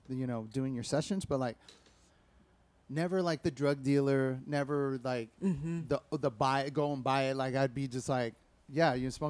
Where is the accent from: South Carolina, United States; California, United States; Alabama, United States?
California, United States; Alameda; It's a small town. That's my hometown. So it's like, represent Alameda.